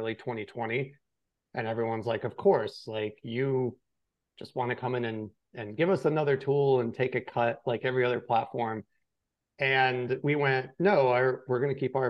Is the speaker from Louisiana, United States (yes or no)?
no; Western New York, United States; moved away; I grew up in Western New York on a dairy farm. My town was like 1,000 people.